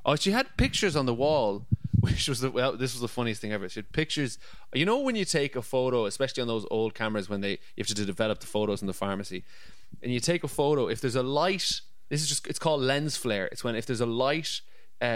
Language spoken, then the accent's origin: English; Annadown, Connacht, Ireland; I am from Galway